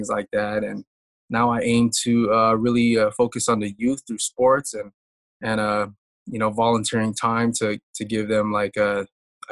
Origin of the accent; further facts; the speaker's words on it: Bay Area, California, United States; also born or lived in Pittsburg, California / Vallejo, California / Hayward, California / Fremont, California; born and raised in the Bay Area, grew up